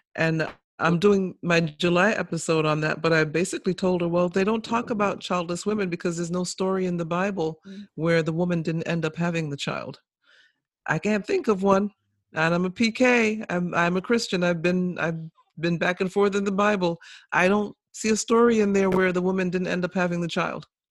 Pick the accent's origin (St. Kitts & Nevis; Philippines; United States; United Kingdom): St. Kitts & Nevis; moved away; I was born in St. Kitts